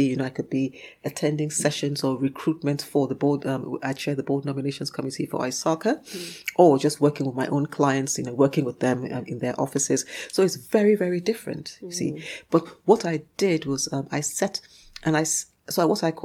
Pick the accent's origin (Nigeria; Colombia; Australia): Nigeria; moved away as an adult; now in United Kingdom; I grew up in Nigeria. Remember, I spent my formative years in Nigeria, although I was born in the UK.